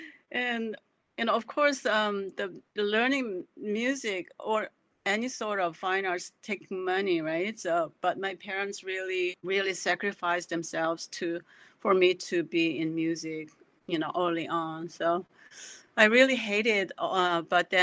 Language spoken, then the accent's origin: English; South Korea; now in Ohio, United States; my growing up in South Korea